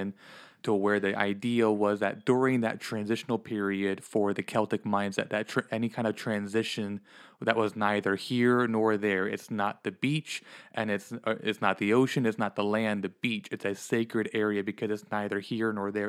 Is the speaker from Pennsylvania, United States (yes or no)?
yes; Pennsylvania, United States; moved away; I grew up in the Northeast, back in Pennsylvania